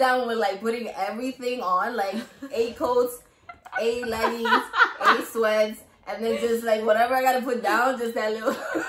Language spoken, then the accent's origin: English; New York City, New York, United States; I'm from the Bronx.